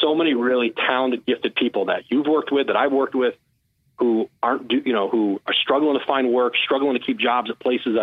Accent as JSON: {"language": "English", "town": "Bristol", "region": "Connecticut", "country": "United States", "tie": "born or raised there", "moved": "yes", "said": "I grew up in Bristol, and I used to drive to the Hartford Courant at night and work in the office"}